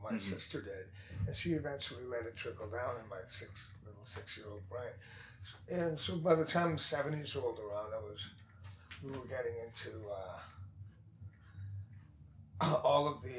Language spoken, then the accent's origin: English; Vancouver, British Columbia, Canada; I grew up, this was in the West End of Vancouver.